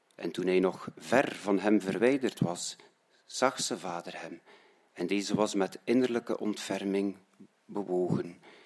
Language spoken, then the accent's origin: Dutch; Roeselare, Flanders, Belgium; now in Menen, Belgium; ik ben oorspronkelijk van Roeselare